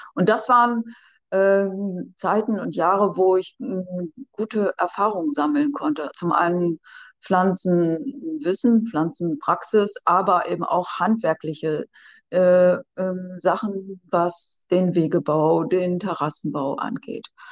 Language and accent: German; Ammerland, Lower Saxony, Germany; Ich komme ja hier aus dem Ammerland